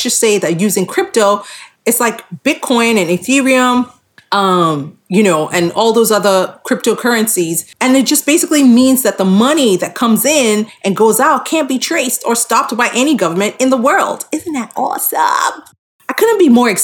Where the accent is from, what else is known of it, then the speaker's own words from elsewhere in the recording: Nigeria; we're Nigerian